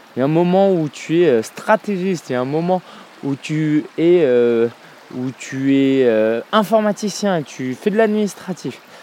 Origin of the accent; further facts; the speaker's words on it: France; en tant que Français qui vit en France